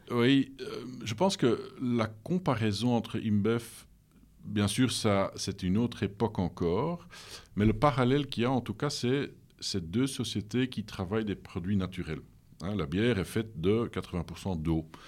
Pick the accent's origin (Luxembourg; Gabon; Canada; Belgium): Belgium; Leuven, Flanders; French is a second language; also born or lived in Lille, France; je suis né à Leuven, euh, je suis flamand d'origine